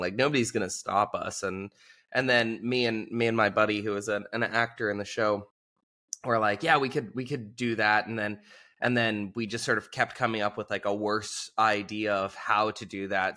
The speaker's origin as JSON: {"language": "English", "region": "Southern California", "country": "United States", "tie": "born or raised there", "also_born_or_lived": "Los Angeles / Albania / Iraqi Kurdistan", "moved": "as an adult", "said": "I grew up in Southern California"}